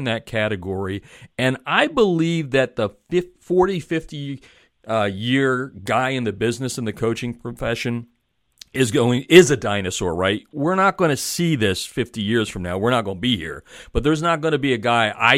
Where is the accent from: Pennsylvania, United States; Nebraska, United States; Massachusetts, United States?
Pennsylvania, United States; I'm from Pennsylvania